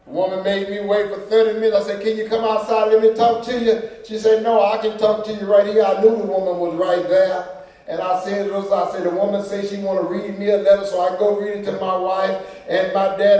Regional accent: United States; I'm from Third Ward

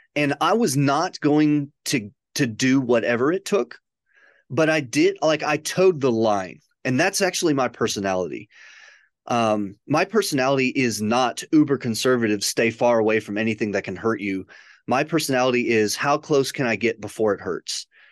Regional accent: a suburb of Chicago, Illinois, United States; moved away; also born or lived in Michigan / Western Kentucky; grew up in a suburb of Chicago.

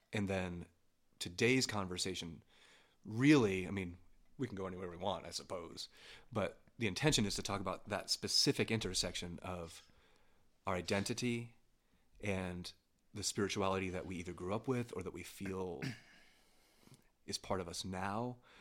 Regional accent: near Pittsburgh, Pennsylvania, United States; now in Denver, United States; I was born near Pittsburgh, Pennsylvania

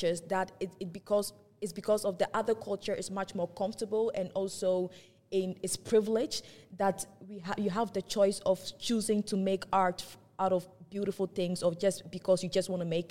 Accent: Ghana; now in Netherlands; I'm from Ghana

